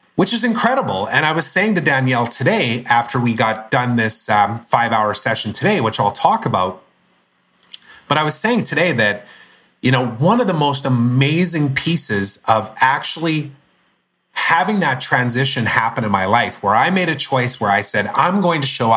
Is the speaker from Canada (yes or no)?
yes; Canada; I'm Canadian